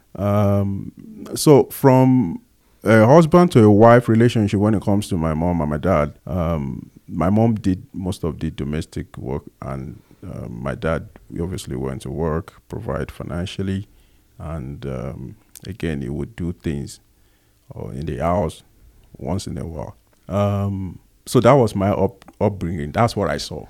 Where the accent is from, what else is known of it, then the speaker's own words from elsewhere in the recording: Agege, Lagos, Nigeria; accent: Nigerian; moved away as an adult; now in South Africa; I was born in, um, Lagos Island specifically, and at some point we moved to Agege. So I grew up, uh, in Agege